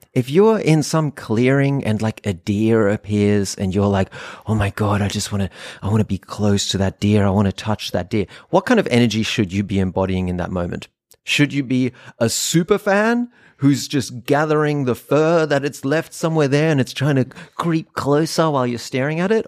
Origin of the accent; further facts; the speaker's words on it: North Rhine-Westphalia, Germany; moved away; I grew up in Germany in a random little town in Nordrhein-Westfalen